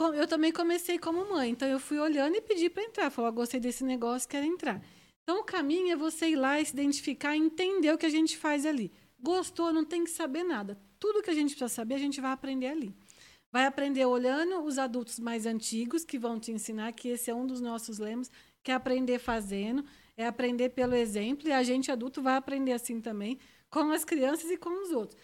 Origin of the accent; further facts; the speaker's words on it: Ribeirão Preto, São Paulo, Brazil; accent: Interior de São Paulo; moved away as an adult; now in Brasília, Brazil; Eu sou nós somos de Ribeirão Preto, então é bem interior mesmo